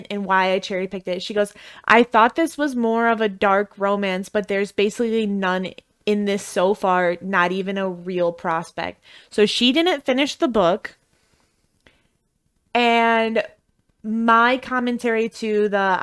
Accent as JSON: {"language": "English", "region": "Midwest", "country": "United States", "accent": "Midwestern", "said": "I'm from the Midwest"}